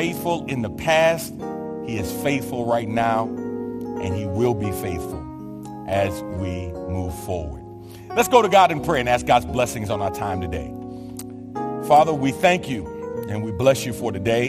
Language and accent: English; New York City, New York, United States; born or raised there